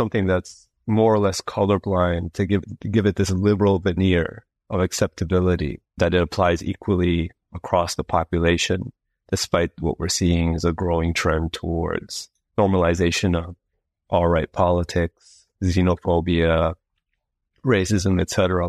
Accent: Berlin, Germany; also born or lived in Montreal, Canada; now in United Kingdom; So I was born in Canada, but I was raised in Berlin in Germany. And then I went back to Montreal, the city where I was born, to do my studies.

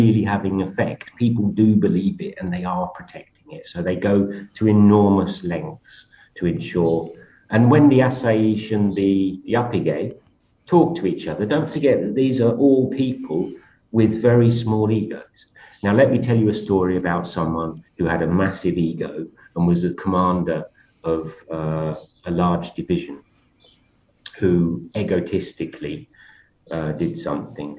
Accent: United Kingdom; moved away as an adult; I come from Britain and I've been in Europe a lot.

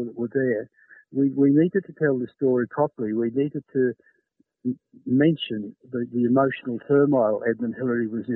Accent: Australia; I'm Australian

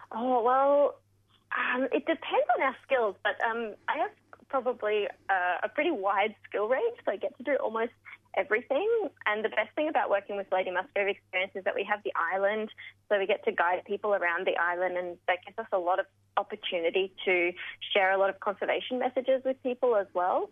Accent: Melbourne, Victoria, Australia; now in Bundaberg, Australia; I grew up in Melbourne, in the suburbs of Melbourne

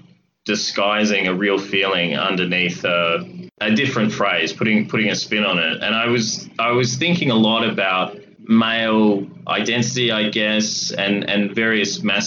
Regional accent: Coburg, Victoria, Australia; I grew up in Coburg, like the character, and I did cross the river and attended school at St. Kevin's College in Toorak

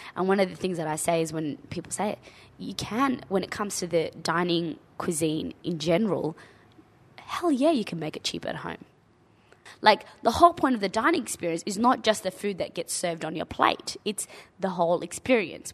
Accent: Australia; as a young child growing up in Australia

